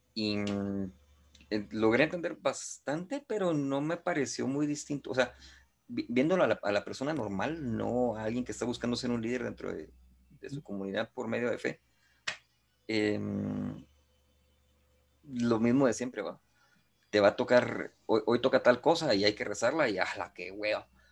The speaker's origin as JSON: {"language": "Spanish", "country": "Guatemala", "said": "soy guatemalteco"}